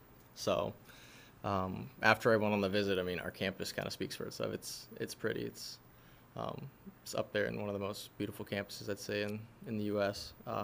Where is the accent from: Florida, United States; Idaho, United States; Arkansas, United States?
Idaho, United States; also born or lived in Orange County, California; I was born in OC.